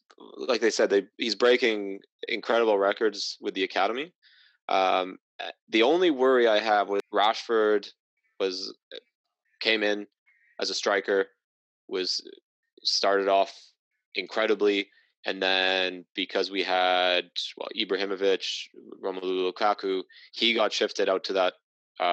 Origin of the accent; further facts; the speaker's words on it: Welsh, Wales, United Kingdom; being Welsh